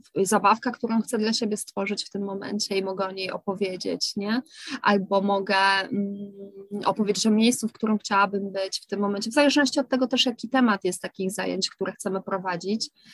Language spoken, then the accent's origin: Polish; Kraków, Lesser Poland, Poland; u nas w Krakowie